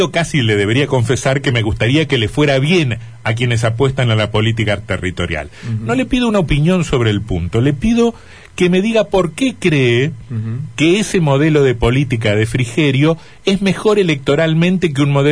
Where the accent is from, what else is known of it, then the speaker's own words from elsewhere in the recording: Curtiembre, Entre Ríos, Argentina; ¿O cuántos en mi pueblo Curtiembre?